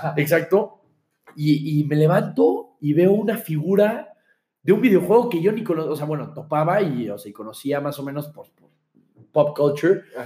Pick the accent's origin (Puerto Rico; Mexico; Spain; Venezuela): Mexico; Mexico City; also born or lived in Monterrey, Nuevo León; estaba llegando a la Ciudad de México, yo creo que fue mi primer año de haber llegado a la Ciudad